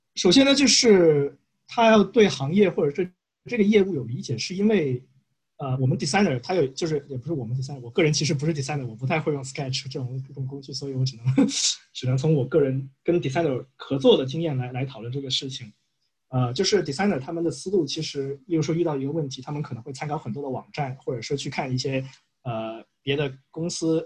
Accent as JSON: {"language": "Chinese", "country": "China", "said": "我们是中国人"}